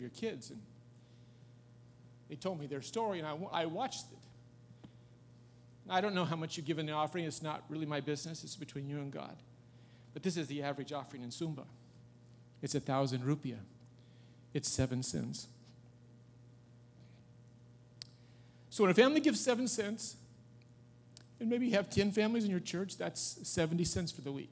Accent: United States; I'm an American.

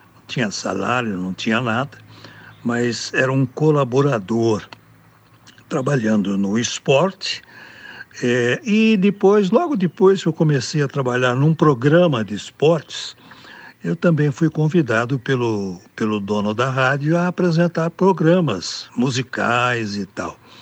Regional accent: Americana, São Paulo, Brazil; eu sou do interior de São Paulo, sou de Americana, aqui na região metropolitana de Campinas, né? Nasci aqui, moro aqui

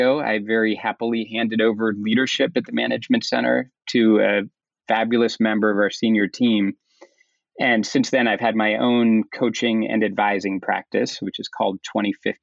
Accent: Kensington, Maryland, United States; I grew up in the Maryland suburbs just outside of D.C., so a small, predominantly middle-class town called Kensington

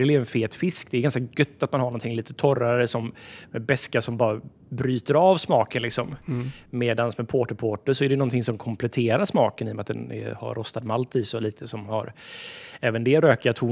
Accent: Sweden; vi är så identitetslösa som svenskar så vi gärna bara så här snor en annans kultur

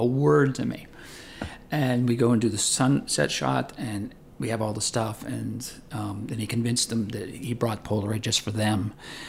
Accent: Tarentum, Pennsylvania, United States; I grew up in a little town in Pennsylvania. It's called Tarentum

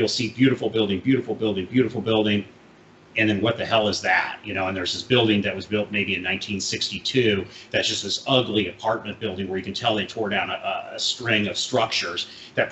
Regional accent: St. Louis, Missouri, United States; I grew up in St. Louis, Missouri

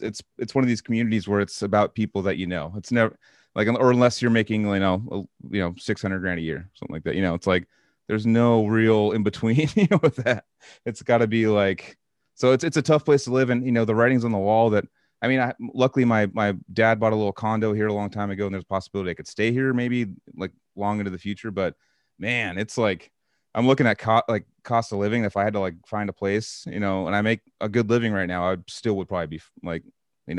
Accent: Santa Cruz, California, United States; moved away as an adult; also born or lived in Sacramento; I basically got the opportunity to move back to my hometown

